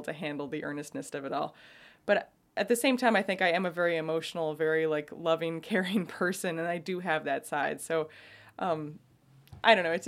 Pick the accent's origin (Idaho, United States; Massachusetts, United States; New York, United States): New York, United States; also born or lived in Oakland, California; now in California, United States; I'm from New York